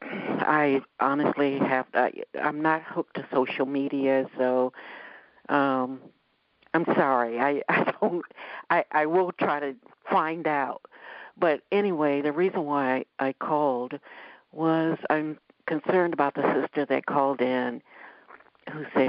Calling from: Ohio, United States; I'm calling from Ohio

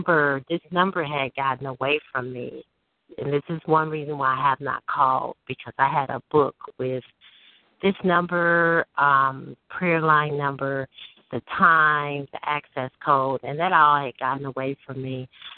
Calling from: Chicago, Illinois, United States; I'm calling from Chicago.

